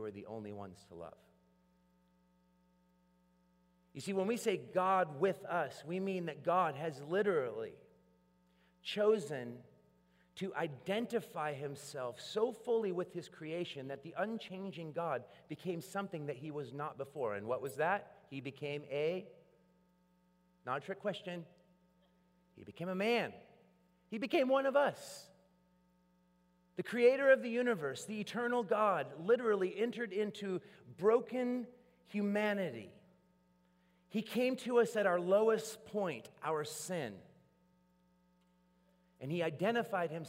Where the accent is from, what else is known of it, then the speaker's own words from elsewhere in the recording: Portland, United States; I come from Portland and we're a coffee town